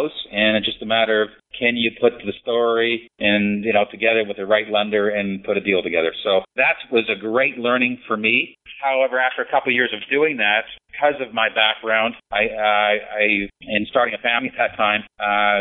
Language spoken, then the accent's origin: English; West Coast, British Columbia, Canada; I came from the West Coast, born and raised, did my schooling there. Once I finished my schooling, which was BCIT, British Columbia Institute of Technology